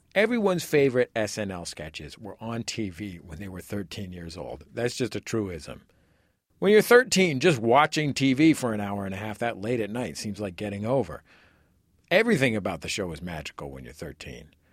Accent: Bay Area, California, United States; I'm from the Bay Area

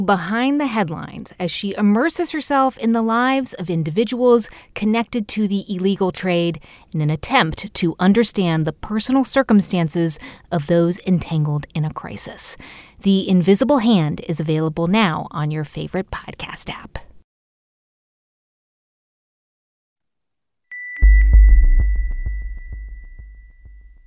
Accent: New Jersey, United States; my home state of New Jersey

